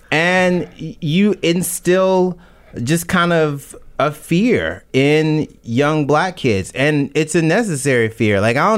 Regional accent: Mississippi, United States; I'm from Mississippi.

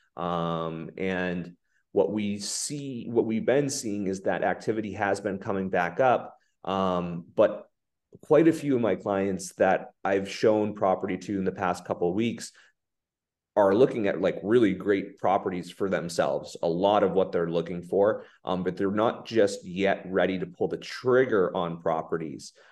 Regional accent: Rockport, Massachusetts, United States; I grew up in Rockport

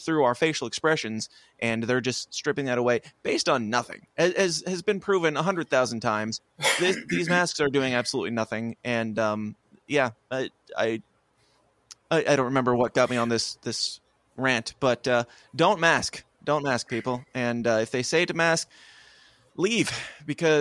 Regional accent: Illinois, United States; I'm from Illinois, not Chicago.

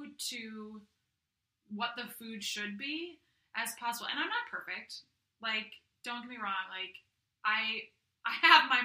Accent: Simsbury, Connecticut, United States; also born or lived in Staten Island, New York; I grew up in Connecticut. I grew up in Simsbury, which is in the northwestern part

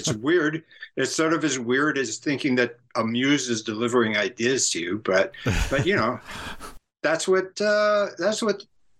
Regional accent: San Francisco, California, United States; my orientation is very much because of where I grew up in San Francisco area in the late 60s.

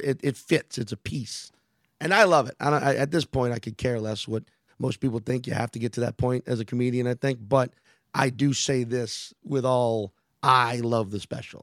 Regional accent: New Orleans, Louisiana, United States; moved away; my hometown

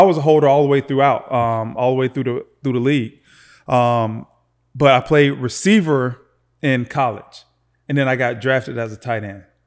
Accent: Lakeland, Florida, United States; Born and raised in Florida, man, just uh, a few miles away from here in Lakeland, Florida

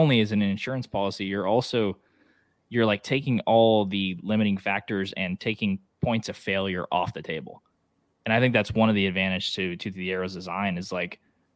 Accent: Oklahoma, United States; I'm from Oklahoma

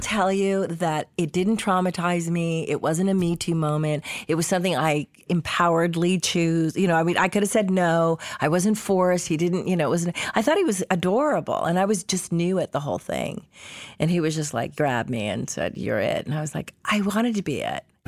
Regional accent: Los Angeles, California, United States; also born or lived in Canada; I grew up free range in Hollywood.

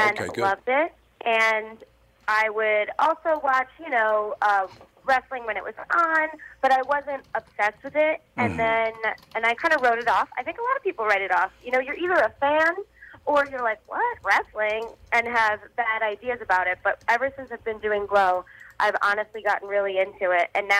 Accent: Staten Island, New York, United States; now in Los Angeles, United States; I grew up in New York. I grew up in Staten Island, New York, and I live in Los Angeles now

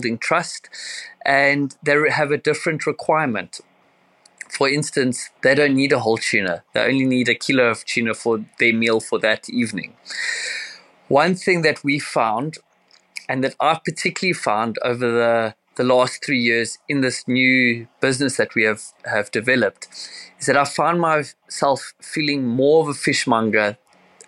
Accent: Cape Town, Western Cape, South Africa; I'm from Cape Town, South Africa

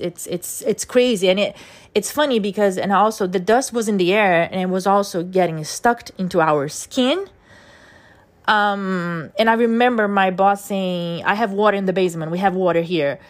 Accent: Brazil; first language Portuguese; English is a second language; moved away as an adult; now in New York, United States; I was born in Brazil and my first language is Portuguese

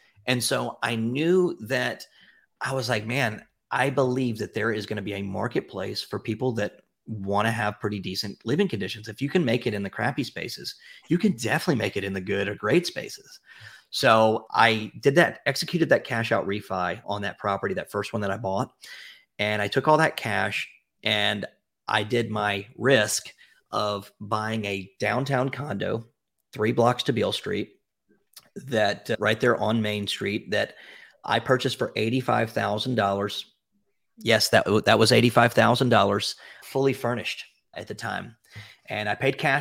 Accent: Memphis, Tennessee, United States; I'm from Memphis

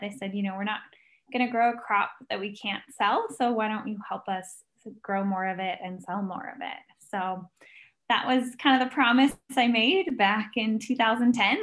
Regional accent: United States; as an American

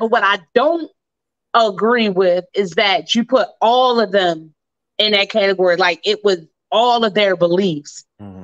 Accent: Baltimore, Maryland, United States; my hometown, Baltimore City

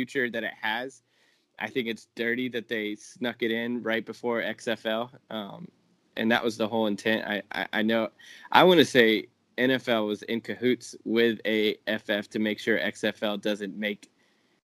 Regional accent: Lakeland, Florida, United States; I grew up in Lakeland, which is right in between Tampa and Orlando, so that's my stomping grounds

